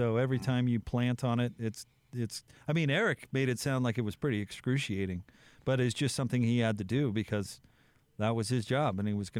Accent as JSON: {"language": "English", "region": "Utah", "country": "United States", "said": "I'm a Utah, and I visit North Carolina."}